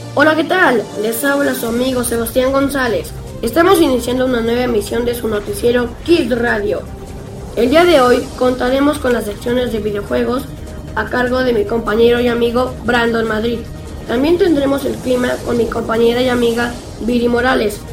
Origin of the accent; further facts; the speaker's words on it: Chile; cantautor chileno